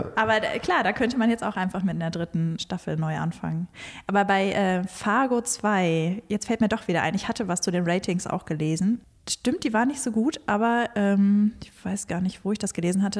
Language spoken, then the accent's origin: German; North Hesse, Germany; ich bin in Nordhessen aufgewachsen